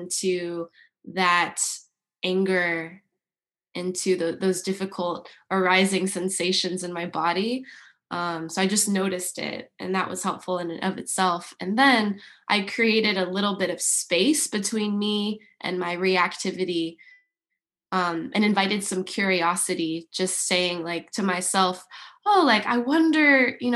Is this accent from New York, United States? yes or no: no; Yorba Linda, California, United States; I grew up in Orange County, in a beautiful suburb called Yorba Linda